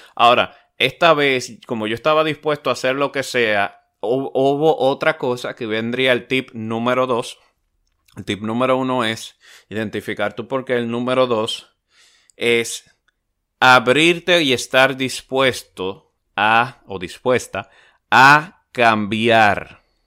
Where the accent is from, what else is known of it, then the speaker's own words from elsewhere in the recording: Dominican Republic; hoy día es una empresa de renombre, o se está haciendo de renombre en mi país